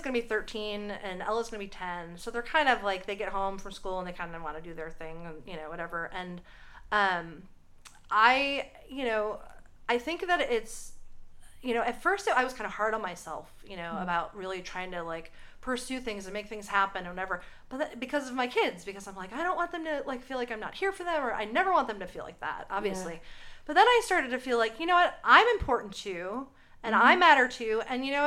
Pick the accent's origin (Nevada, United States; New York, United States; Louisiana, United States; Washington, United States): New York, United States; Buffalo; moved away as an adult; also born or lived in Long Island, New York; now in Tennessee, United States; I grew up in Buffalo, New York